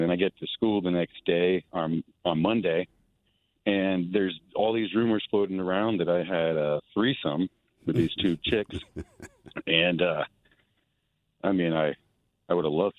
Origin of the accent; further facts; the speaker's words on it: Granite Falls, United States; And I like to throw out there, I'm from Granite Falls, and there ain't no meth heads out here.